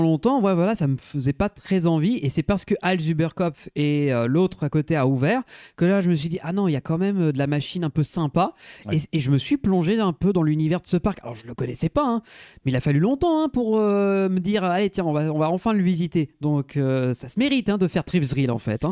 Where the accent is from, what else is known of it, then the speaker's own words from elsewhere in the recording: France; on est français et qu'on parle pas un mot d'allemand